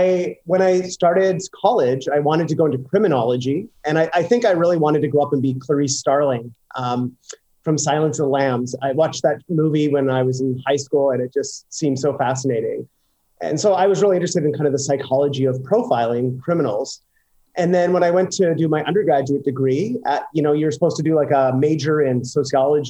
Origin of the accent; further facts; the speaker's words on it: Fox Creek, Alberta, Canada; moved away as an adult; now in New York, United States; I grew up in Fox Creek, Alberta, which is about, it's in the middle of nowhere, actually